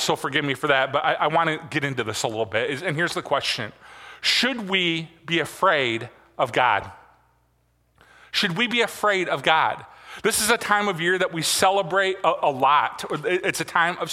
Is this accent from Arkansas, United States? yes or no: no; Michigan, United States; growing up in Michigan